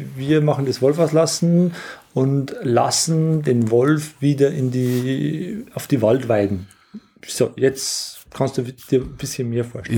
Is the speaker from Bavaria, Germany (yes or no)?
yes; Langdorf, Bavaria, Germany; meine Heimatgemeinde Langendorf, das mitten im Bayerischen Wald liegt.